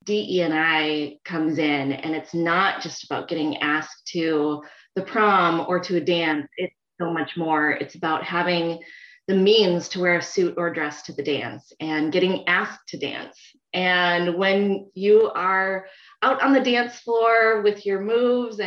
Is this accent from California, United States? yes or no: no; Minnesota, United States; moved away as an adult; also born or lived in Phoenix, Arizona; 3 years ago, I actually moved back to my home state, Minnesota.